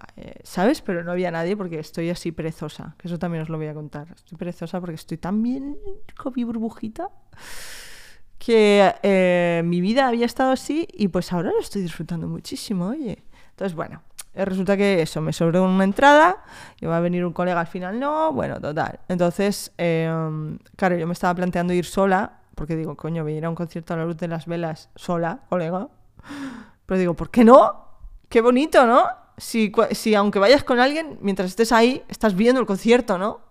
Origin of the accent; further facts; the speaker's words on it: Spain; also born or lived in France; me he criado en España, me considero más española que otra cosa, ¿eh? También, también te digo. Llevo en España desde los dos años